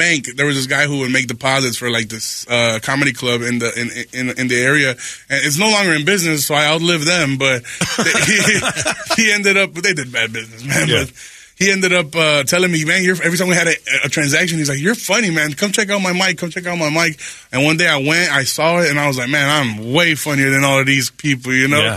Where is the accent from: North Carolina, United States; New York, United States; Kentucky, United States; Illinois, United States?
Illinois, United States; Chicago; I'm from Chicago